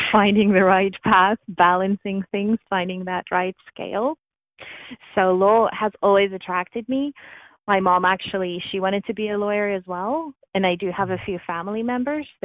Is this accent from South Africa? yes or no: yes; South Africa; moved away as an adult; now in Canada; I was born and raised in South Africa, so I immigrated to Canada actually a month ago. It would be 16 years.